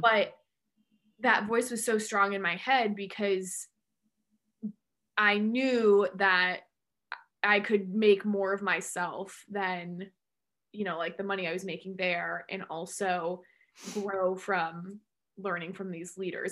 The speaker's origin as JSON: {"language": "English", "region": "Central Massachusetts", "country": "United States", "also_born_or_lived": "Amherst, Massachusetts", "said": "I'm from Central Mass and grew up dancing"}